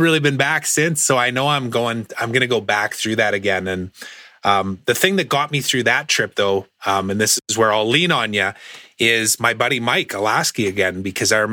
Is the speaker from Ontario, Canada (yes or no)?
no; Saskatchewan, Canada; moved away; I grew up in Saskatchewan